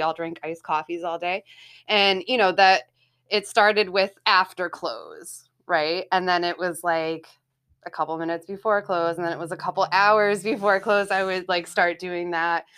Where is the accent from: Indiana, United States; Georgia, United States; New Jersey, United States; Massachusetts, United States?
Massachusetts, United States; Haverhill; also born or lived in Salem, Massachusetts; so I was born in Salem, Massachusetts, and, um, grew up in Haverhill, Mass